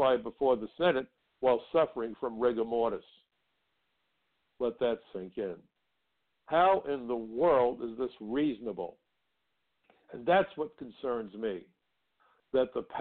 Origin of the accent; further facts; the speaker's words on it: New York City, New York, United States; I come from Brooklyn, and where I come from, we already have a name for the world's best and brightest, folks.